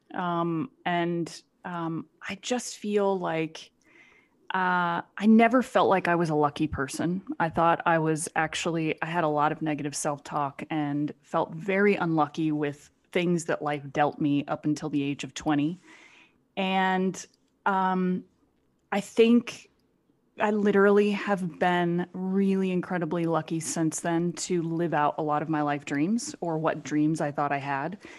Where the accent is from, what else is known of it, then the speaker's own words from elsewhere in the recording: Phoenix, Arizona, United States; moved away as an adult; any shy young girl growing up in Phoenix, Arizona